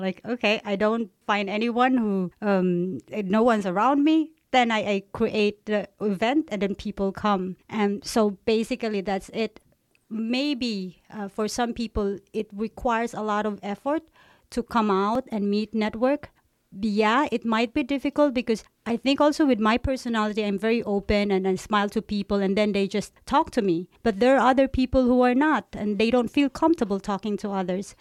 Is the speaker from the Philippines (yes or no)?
yes; Philippines; also born or lived in China; now in Aarhus, Denmark; I grew up in the Philippines